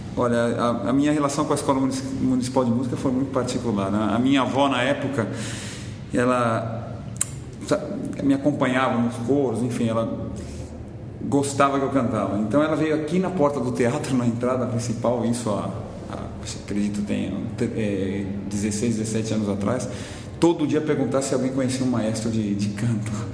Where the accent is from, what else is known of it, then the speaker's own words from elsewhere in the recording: Brazil; moved away as an adult; eu saí do Brasil por conta disso, mas o Brasil me deu toda a base para poder sair